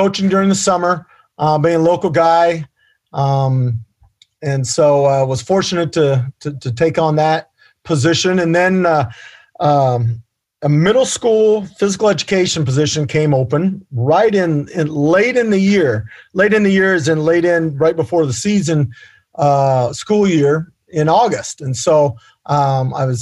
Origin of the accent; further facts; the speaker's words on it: Vinton, Iowa, United States; I was born and raised in Vinton, so I'm a hometown guy